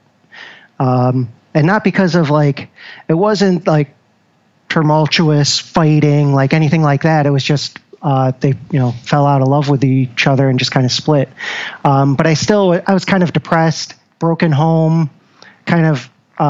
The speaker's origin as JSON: {"language": "English", "town": "Syracuse", "region": "New York", "country": "United States", "tie": "born or raised there", "moved": "as an adult", "lives_now": "Rochester, United States", "said": "born and raised in Syracuse"}